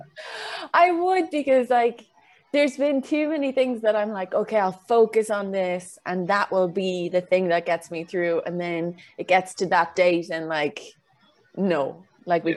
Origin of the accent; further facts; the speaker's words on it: Kilkenny, Leinster, Ireland; moved away; I came back home to Kilkenny